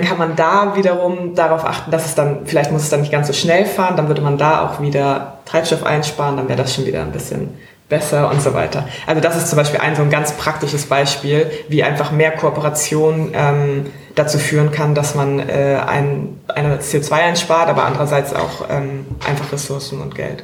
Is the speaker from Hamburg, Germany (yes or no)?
yes; Hamburg, Germany; also born or lived in Maastricht / Italy / Hungary / Spain; ich bin zwar in Hamburg geboren, aber in Europa aufgewachsen